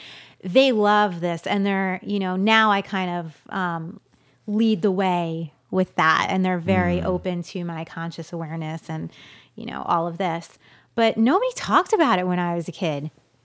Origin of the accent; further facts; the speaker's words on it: New York, United States; In New York.